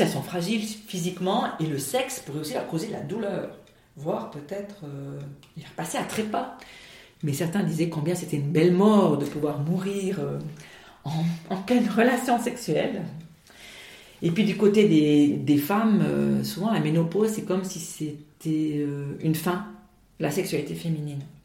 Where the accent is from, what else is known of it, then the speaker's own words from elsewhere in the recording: Valais, Switzerland; chez nous en Valais